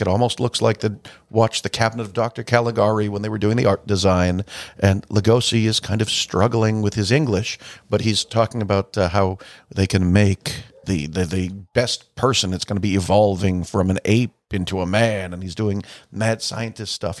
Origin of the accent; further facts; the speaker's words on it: Salem, Massachusetts, United States; I was from Salem